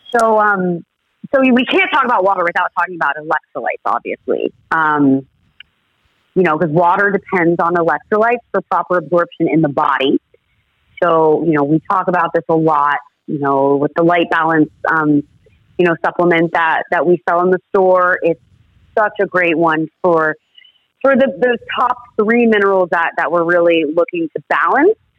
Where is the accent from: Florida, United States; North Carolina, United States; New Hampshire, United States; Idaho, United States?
Florida, United States; I was born and raised in Florida